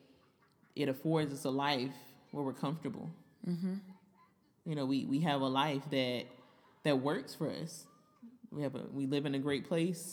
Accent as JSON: {"language": "English", "region": "Florida", "country": "United States", "said": "me from Florida."}